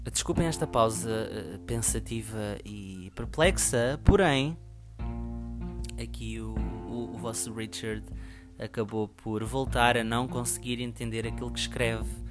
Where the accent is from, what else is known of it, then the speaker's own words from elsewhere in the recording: Portugal; o meu país, para onde eu nasci, onde eu cresci.